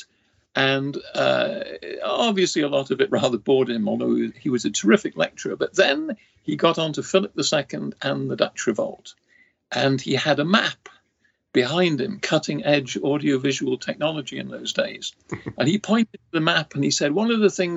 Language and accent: English; Nottingham, East Midlands, United Kingdom; moved away as an adult; also born or lived in Cambridge / St Andrews; now in Ohio, United States; I was born in Nottingham, England in 1943